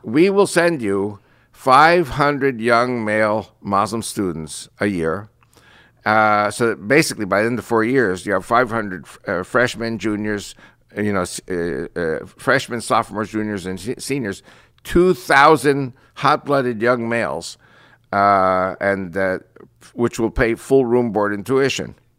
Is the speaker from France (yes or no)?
no; United States; first language Spanish; English is a second language; I was born and raised in Christian America